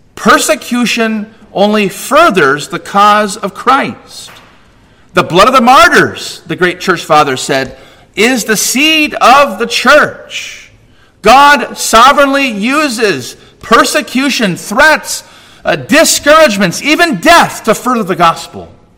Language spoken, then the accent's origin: English; California, United States; I'm a Californian